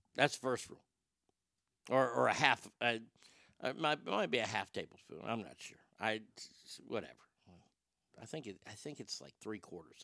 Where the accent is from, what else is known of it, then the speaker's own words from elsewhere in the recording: Garland, Texas, United States; I grew up in Garland